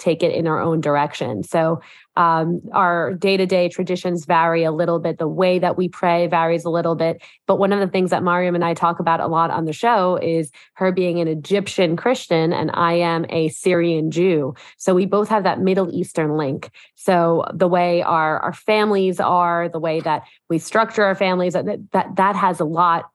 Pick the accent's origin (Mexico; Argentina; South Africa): Mexico; moved away; I grew up in Mexico